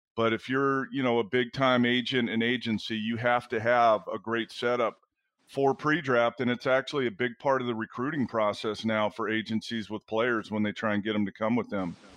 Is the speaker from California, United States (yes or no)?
yes; Southern California, United States; moved away as an adult; being on the West Coast my entire life, growing up in Southern California and going to UCLA